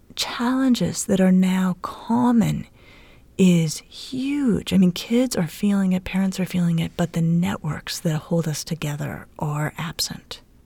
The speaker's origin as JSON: {"language": "English", "town": "Denver", "region": "Colorado", "country": "United States", "tie": "born or raised there", "said": "Denver, where I grew up"}